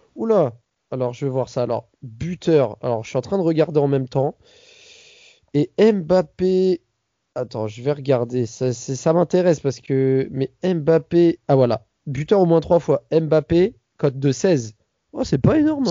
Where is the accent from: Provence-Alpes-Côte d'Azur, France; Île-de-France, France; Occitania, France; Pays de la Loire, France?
Île-de-France, France; Paris; je suis parisien